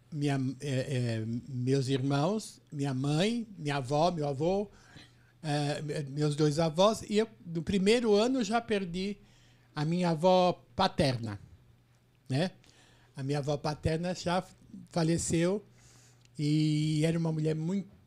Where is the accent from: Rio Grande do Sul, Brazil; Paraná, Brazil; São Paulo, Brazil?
São Paulo, Brazil; Não, eu sou de São Paulo.